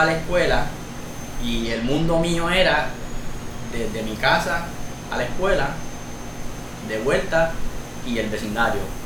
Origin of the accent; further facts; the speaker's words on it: Fajardo, Puerto Rico; soy cariduro de Fajardo y tengo 33 años.